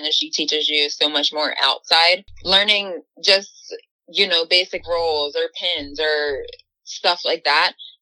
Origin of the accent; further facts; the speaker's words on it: Baltimore, Maryland, United States; being from Baltimore, Charm City